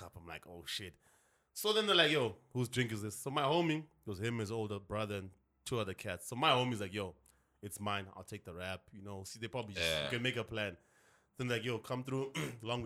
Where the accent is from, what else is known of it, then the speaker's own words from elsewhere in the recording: Zimbabwe; moved away as an adult; now in Johannesburg, South Africa; Fresh off the boat from Zim